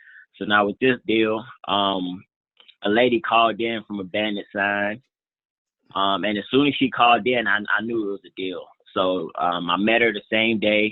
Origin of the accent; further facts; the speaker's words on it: Atlanta, Georgia, United States; moved away; Atlanta right now, which is actually like my hometown